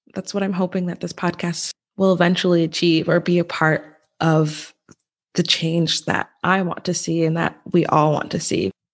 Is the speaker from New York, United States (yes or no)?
yes; New York, United States; also born or lived in Westchester, New York; we moved an hour from Westchester, where I was born, to a very white suburban town. And so, and that's where I spent pretty much, yeah, I spent, I, we lived there until I graduated from high school